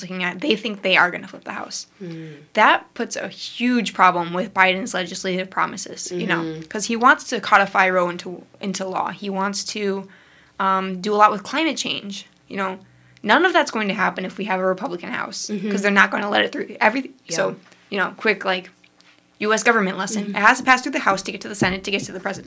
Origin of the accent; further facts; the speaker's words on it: Midwest, United States; accent: Midwest; my Midwest accent